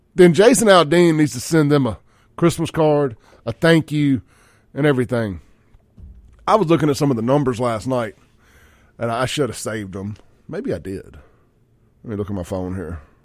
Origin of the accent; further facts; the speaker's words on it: Jackson, Mississippi, United States; I come from Jackson, Mississippi